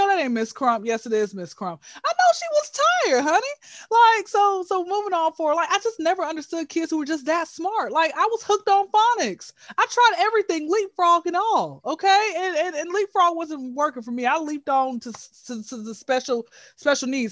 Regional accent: Atlanta, Georgia, United States; born and raised in Hotlanta, ATL, Georgia. All right, been here since I was zero

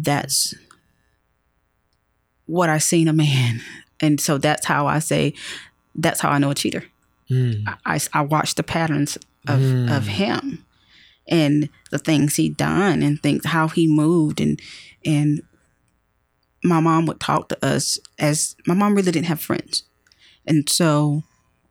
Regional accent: Rome, Georgia, United States; moved away as an adult; now in Atlanta, United States; I'm from Rome, Georgia

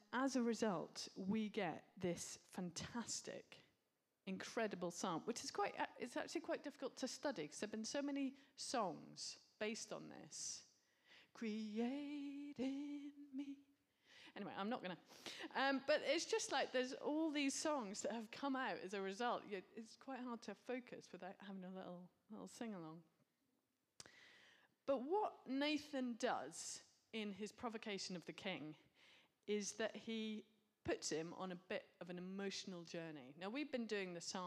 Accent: United Kingdom; we're British.

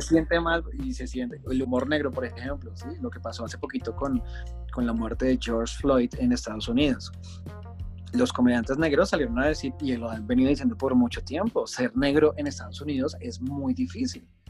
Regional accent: Colombia; Soy un colombiano aquí en su país

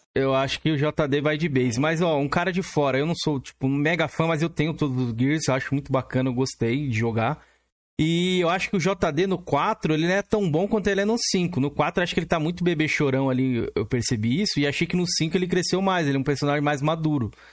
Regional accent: São Paulo, Brazil; eu sou aqui de São Paulo

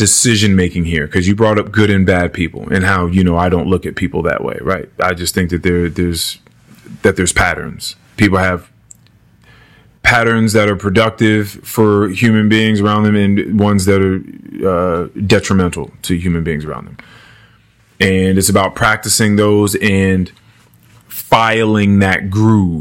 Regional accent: Manassas, Virginia, United States; we grew up in Manassas. We grew up here

